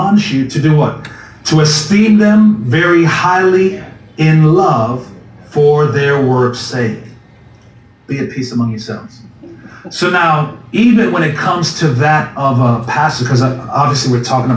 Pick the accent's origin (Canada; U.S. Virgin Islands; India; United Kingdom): U.S. Virgin Islands; moved away; I grew up in the Virgin Islands, that a tiny island where it's what, 32 square miles